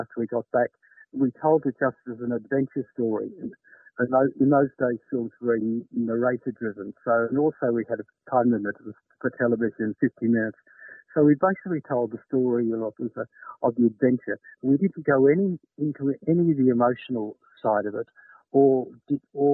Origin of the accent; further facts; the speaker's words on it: Australia; I'm Australian